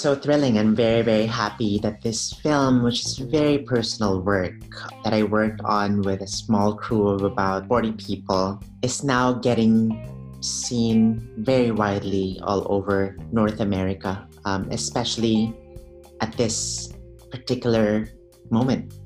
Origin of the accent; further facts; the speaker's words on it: Philippines; moved away as an adult; now in United States; I'm an immigrant from the Philippines. I've only been here for over 10 years